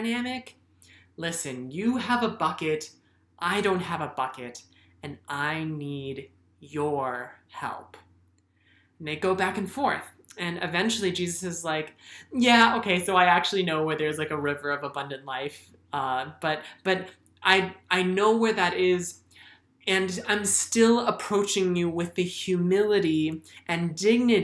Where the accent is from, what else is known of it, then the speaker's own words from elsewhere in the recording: United States; I'm Asian American, and one of the reasons why my dad was able to immigrate to the United States